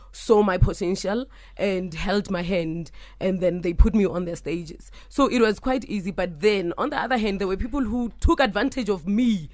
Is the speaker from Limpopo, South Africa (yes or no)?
yes; Limpopo, South Africa; I was born in Limpopo